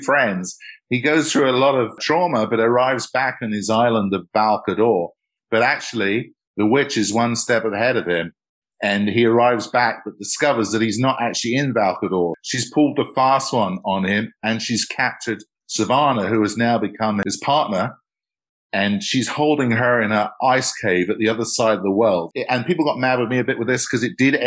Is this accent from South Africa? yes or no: no; England, United Kingdom; I grew up in England and there was so much history around